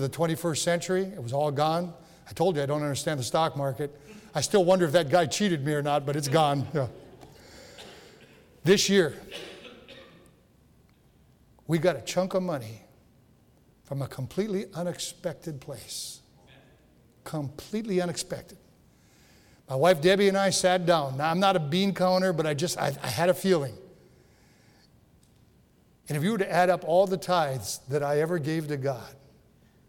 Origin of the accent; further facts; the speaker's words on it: 10 miles from Rudyard, Michigan, United States; my hometown is 10 miles away from where the original church was. And so here I am in Rudyard, not yet in Kinross